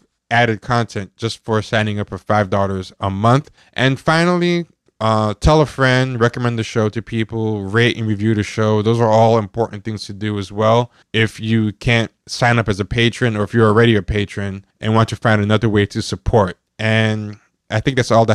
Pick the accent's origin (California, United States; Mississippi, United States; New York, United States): New York, United States; I'm born in America, born in New York, but both my parents are of Haitian descent and are immigrants